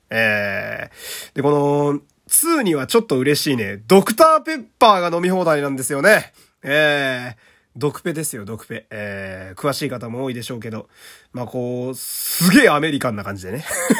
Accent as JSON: {"language": "Japanese", "region": "Fukui", "country": "Japan", "tie": "born or raised there", "said": "私の地元の福井"}